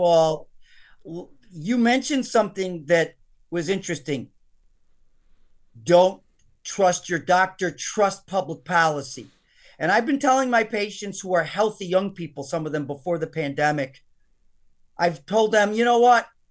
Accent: United States; I'm an American

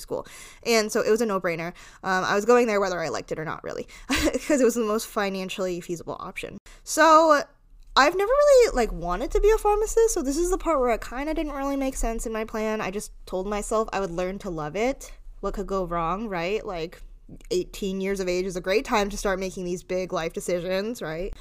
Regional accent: Rhode Island, United States; I grew up in Rhode Island

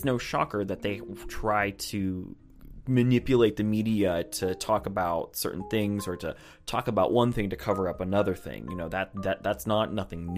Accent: United States; I'm just an American

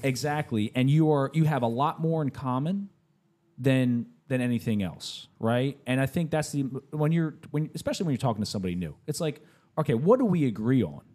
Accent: United States; I'm an American

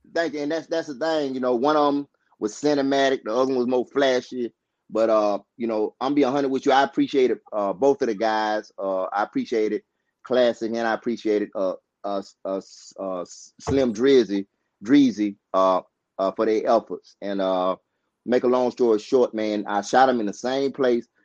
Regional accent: Georgia, United States; also born or lived in Albany, Georgia; I was born in a place called Mid Georgia, Thomas County

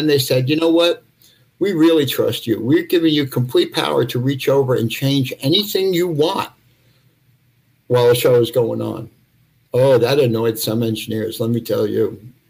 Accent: Forest Hills, New York, United States; I grew up in Forest Hills.

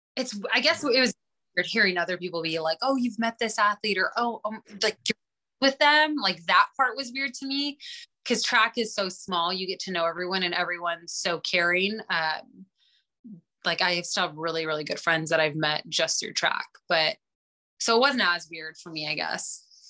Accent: Glasgow, Montana, United States; I'm one from Glasgow

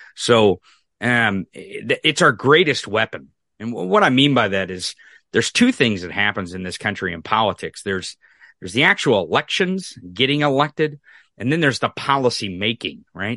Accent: Missouri, United States; I'm from Missouri. I'm from the rural

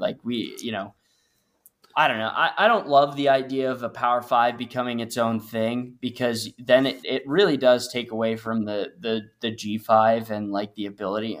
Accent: Northeast, United States; I grew up in the Northeast

